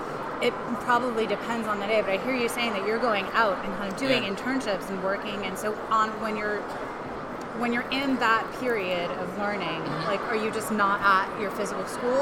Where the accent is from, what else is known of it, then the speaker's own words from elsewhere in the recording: New York City, New York, United States; now in Maine, United States; I'm from New York.